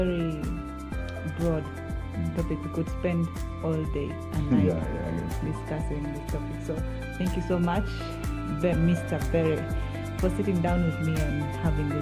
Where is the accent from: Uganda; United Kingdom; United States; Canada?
Uganda; I'm Ugandan, and I'm a Luo. I'm an Acholi from Uganda.